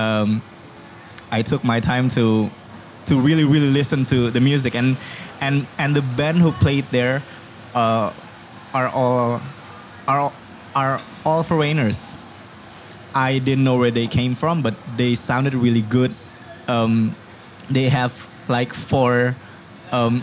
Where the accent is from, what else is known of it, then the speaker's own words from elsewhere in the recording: Bogor, West Java, Indonesia; English is a second language; Bogor is my home. Bogor is my hometown